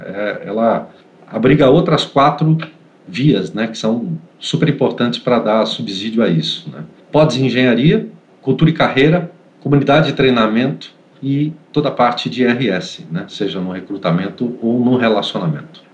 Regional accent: Santos, São Paulo, Brazil; moved away as an adult; now in Greater São Paulo, Brazil; eu sou de Santos, mas já moro há muitos anos aqui na Grande São Paulo.

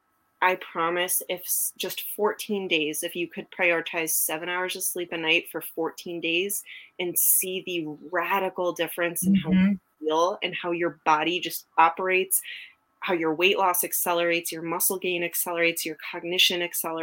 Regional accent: New England, United States; now in Texas, United States; I'm from New England. I live in Texas now

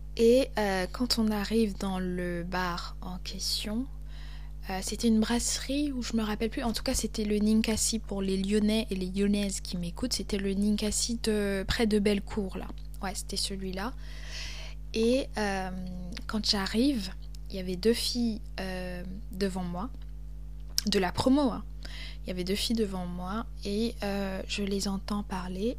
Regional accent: Cameroon; accent: Cameroonian; moved away as an adult; also born or lived in Lyon, France; now in France; j'ai grandi au Cameroun, et euh, j'étais beaucoup dans des milieux bilingues

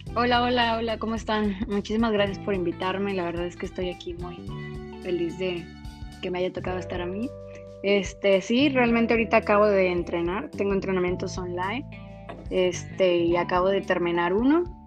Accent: San Luis Potosí, Mexico; moved away as an adult; now in Monterrey, Mexico; soy originaria de San Luis Potosí, pero llevo siete años viviendo aquí en Monterrey, Nuevo León

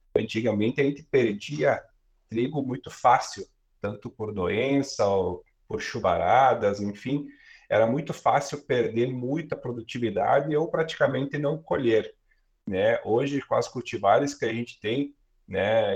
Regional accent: Guaporé, Rio Grande do Sul, Brazil; sou natural de Guaporé, aqui no Rio Grande do Sul, na, na Serra Gaúcha

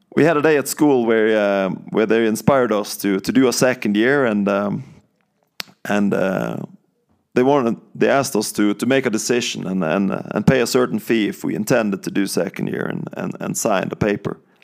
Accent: countryside outside Bergen, Vestland, Norway; moved away as an adult; I'm from Norway and, um, I grew up, uh, on the countryside of Norway, uh, outside Bergen

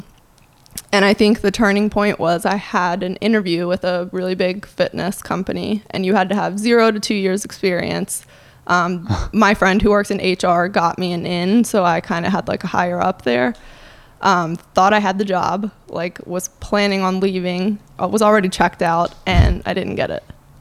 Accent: Birmingham, Alabama, United States; moved away as an adult; moved home to Birmingham

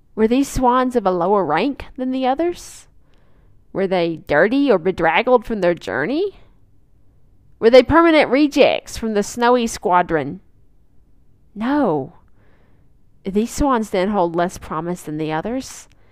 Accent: Arkansas, United States; Lake Magnus in my home state of Arkansas

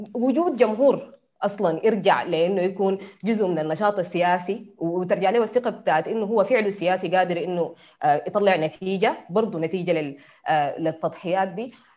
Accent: Sudan; انا مواطنه سودانيه من الشعب السوداني

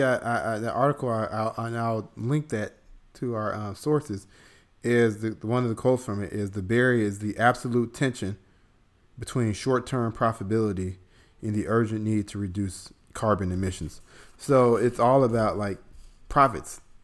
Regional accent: Chicago, Illinois, United States; moved away as an adult; also born or lived in Southeast United States; now in Southeast, United States; I'm from Chicago, but, um, I live in the Southeast.

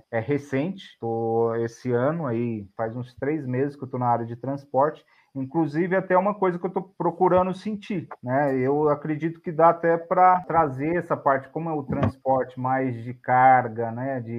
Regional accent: São Paulo, Brazil; a gente é paulista, tanto eu quanto ela, mas só que a gente tem, tanto eu quanto ela tem sangue mineiro

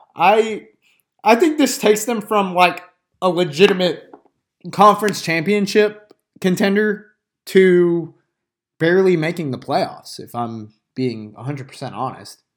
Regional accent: outside of Athens, Georgia, United States; I grew up outside of Athens

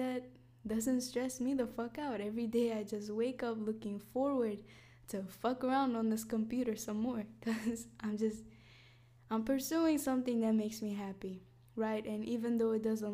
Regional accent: Iraqi Kurdistan, Kurdistan Region, Iraq; moved away; also born or lived in United States; I was born in Iraqi Kurdistan

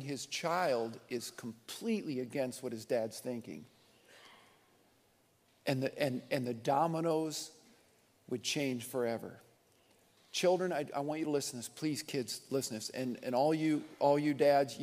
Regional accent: southern Nebraska, United States; also born or lived in Michigan; I was born in Michigan, but when I was five, we ended up in 1970 in southern Nebraska, and this has been home

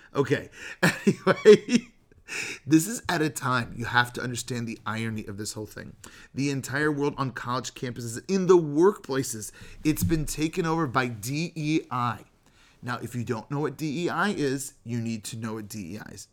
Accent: the Bay Area, California, United States; I'm from the Bay Area

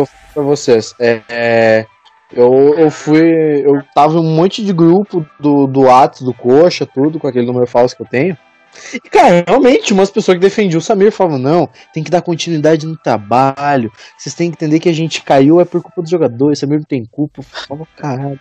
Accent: Cafelândia, Paraná, Brazil; eu sou ali de Cascavel região, sou de Cafelândia

